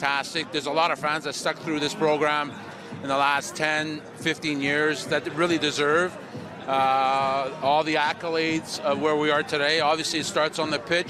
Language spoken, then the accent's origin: English; Canada; I'm Canadian